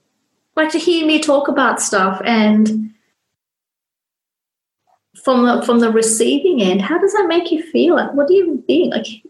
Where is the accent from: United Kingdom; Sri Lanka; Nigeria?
Sri Lanka; When I was growing up, especially when I was growing up in Sri Lanka as a young girl, my dad was a very, very open-minded person